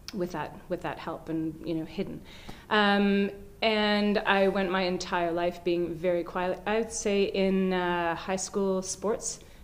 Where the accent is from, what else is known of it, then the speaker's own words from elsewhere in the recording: Canada; moved away; Did I say I was from Canada originally?